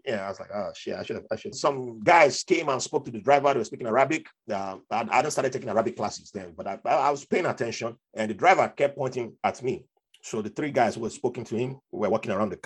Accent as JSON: {"language": "English", "country": "Nigeria", "tie": "born or raised there", "moved": "as an adult", "lives_now": "United States", "said": "how I grew up in Nigeria"}